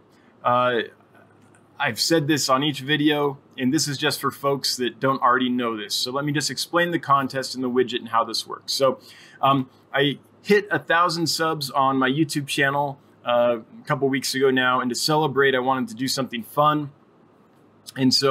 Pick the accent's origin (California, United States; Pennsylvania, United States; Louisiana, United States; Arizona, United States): California, United States; Placerville; moved away as an adult; also born or lived in Los Angeles, California / Santa Barbara, California; now in Wyoming, United States; Went to school and high school in Placerville